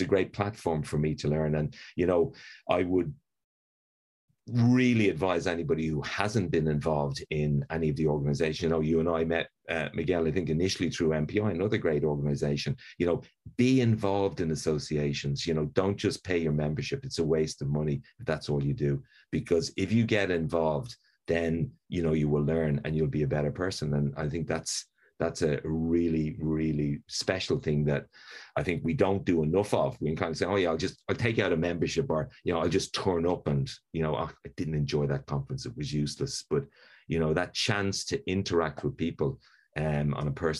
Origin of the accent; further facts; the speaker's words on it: Dublin, Leinster, Ireland; I'm Irish, which of course is a privilege in life. But, you know, I grew up in Dublin.